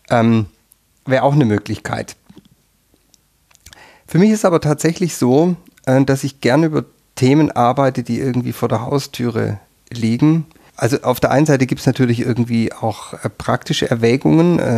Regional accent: Southern Germany, Germany; now in Austria; ich komme aus Süddeutschland und ähm, bin dann irgendwann erst in Tirol gelandet.

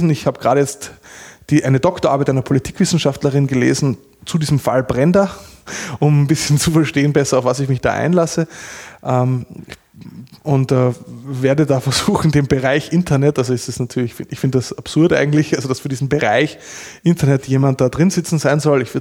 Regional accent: Austria; außerdem bin ich Österreicher.

